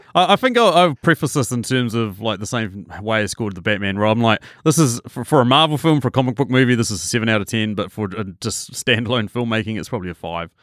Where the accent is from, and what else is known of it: New Zealand